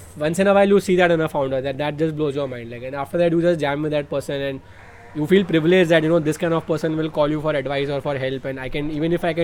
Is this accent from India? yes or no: yes; India; as a Indian